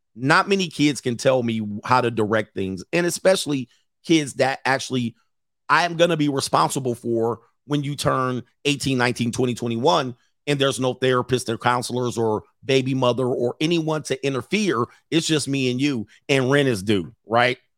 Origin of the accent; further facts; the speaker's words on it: West Coast, United States; I grew up on the West Coast. West Coast